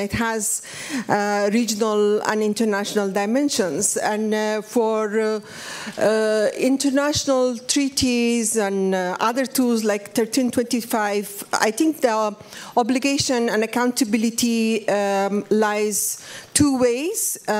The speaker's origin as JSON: {"language": "English", "country": "Afghanistan", "moved": "yes", "said": "I come from Afghanistan."}